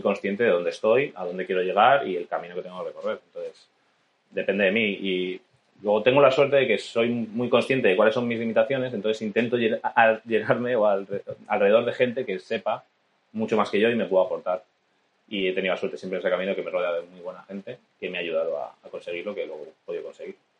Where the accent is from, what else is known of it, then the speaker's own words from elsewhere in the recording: Salamanca, Castile and León, Spain; moved away; Cuando vivía en Salamanca era, bueno, estuve de nadador